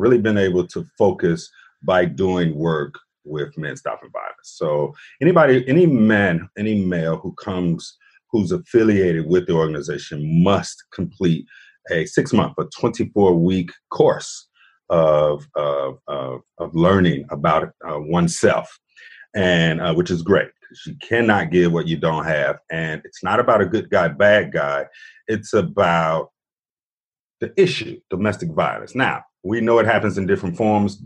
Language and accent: English; Chicago, Illinois, United States; moved away as an adult; now in Atlanta, United States; I'm born and raised in Chicago